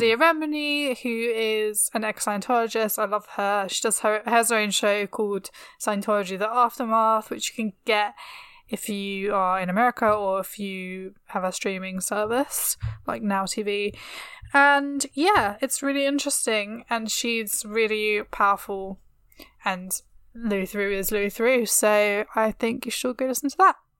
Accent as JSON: {"language": "English", "country": "United Kingdom", "accent": "classic British", "said": "my classic British accent"}